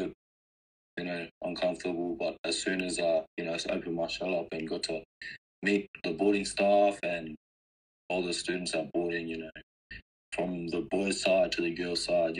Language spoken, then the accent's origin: English; Derby, Western Australia, Australia; also born or lived in Darwin; I'm from Derby, WA. But I was actually born in Darwin. So my land in that, my family come from Derby. So I technically just claimed it as my home.